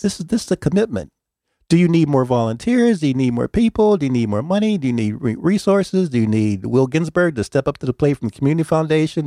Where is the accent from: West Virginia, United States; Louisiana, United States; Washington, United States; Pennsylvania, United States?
Pennsylvania, United States; Pittsburgh; I'm from Pittsburgh